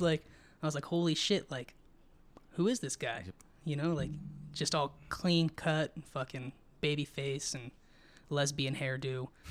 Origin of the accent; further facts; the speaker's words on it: Twentynine Palms, California, United States; also born or lived in San Diego, California / Joshua Tree, California / Barstow, California; I was around six or seven, and I was living in Joshua Tree mm-hmm. for three years. My mm-hmm. dad got stationed in uh, Barstow and then we came back to 29 Palms.